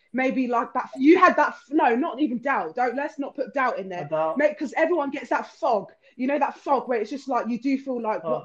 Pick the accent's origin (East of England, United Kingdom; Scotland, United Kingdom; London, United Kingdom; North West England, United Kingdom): East of England, United Kingdom; Luton; I grew up in Luton